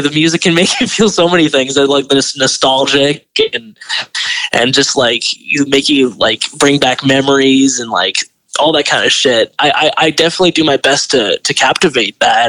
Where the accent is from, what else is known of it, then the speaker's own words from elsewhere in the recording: Delta, British Columbia, Canada; I grew up in Delta